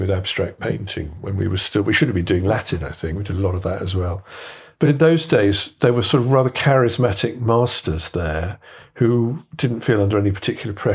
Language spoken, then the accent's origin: English; Kettering, East Midlands, United Kingdom; moved away; also born or lived in London; I was a gay runaway to London in 1980. So was Jimmy. I was from Kettering